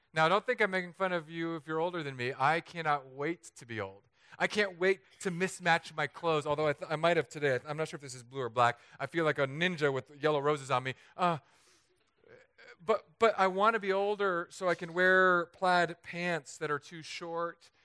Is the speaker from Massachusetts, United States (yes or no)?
no; Southern California, United States; moved away as an adult; also born or lived in San Diego / Los Angeles; now in Florida, United States; an area near my hometown is just up in flames